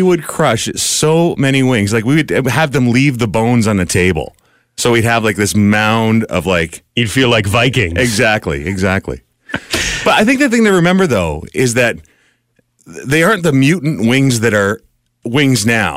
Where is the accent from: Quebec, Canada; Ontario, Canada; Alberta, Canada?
Ontario, Canada; Amherstburg; There was a place in in in my hometown of Amherstburg called the Navy Yard